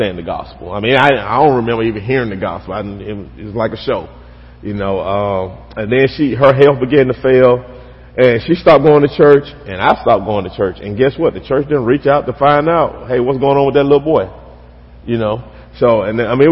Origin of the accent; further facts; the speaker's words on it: West Alabama, United States; I grew up here in Alabama. Grew up in a small town, out west, toward West Alabama